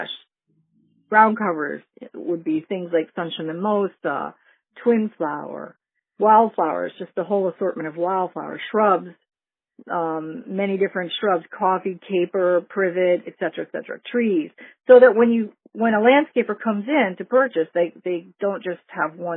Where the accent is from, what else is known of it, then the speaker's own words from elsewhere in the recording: New England, United States; now in Lake Worth, United States; I grew up in New England